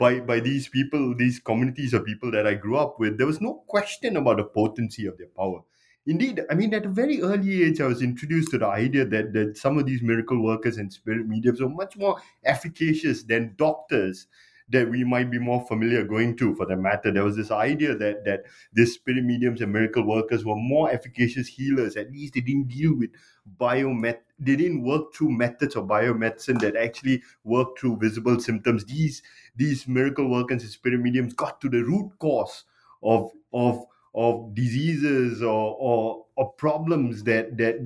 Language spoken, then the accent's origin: English; Singapore; I grew up primarily in Singapore.